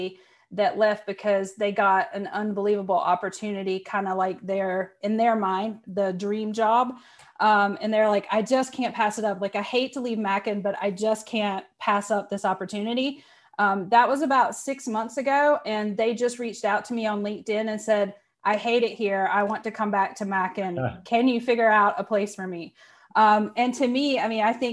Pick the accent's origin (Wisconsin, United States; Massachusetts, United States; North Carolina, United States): North Carolina, United States; Rutherford; moved away as an adult; also born or lived in Minneapolis, Minnesota; I'm from Rutherford, North Carolina, and it's about 4,500 people